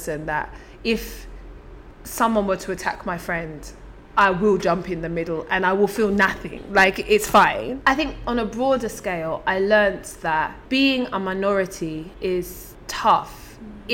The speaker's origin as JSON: {"language": "English", "region": "London", "country": "United Kingdom", "tie": "born or raised there"}